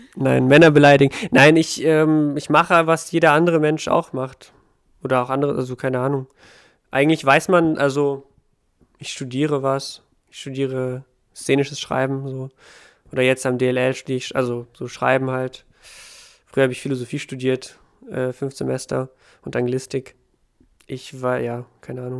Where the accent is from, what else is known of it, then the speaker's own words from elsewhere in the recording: Ukraine; now in Germany; Ich komme, ich bin ja aus der Ukraine